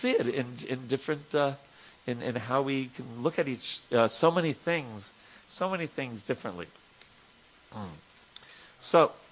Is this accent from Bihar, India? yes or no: yes; Patna, Bihar, India; Actually, I'm from Bihar, Braja Bihari. Right? Uh, I'm a Bihari. Uh, yeah, right. from Patna.